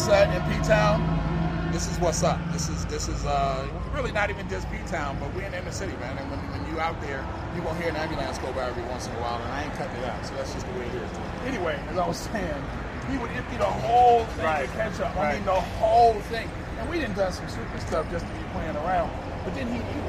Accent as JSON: {"language": "English", "town": "Los Angeles", "region": "California", "country": "United States", "said": "we're from Pacoima"}